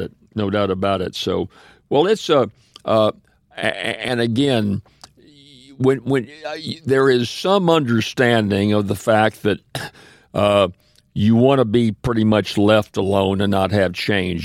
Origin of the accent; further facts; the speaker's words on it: Kansas City and Saint Louis, Missouri, United States; moved away; also born or lived in Ferriday, Louisiana; my family was Pentecostal when I was raised in Kansas City and Saint Louis, Missouri